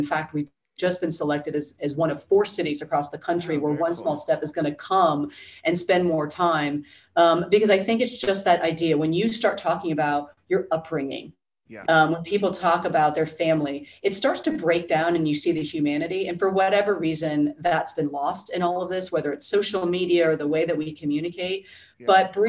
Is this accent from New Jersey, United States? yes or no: yes; New Jersey, United States; But I mean, again, I'm from the Jersey Shore.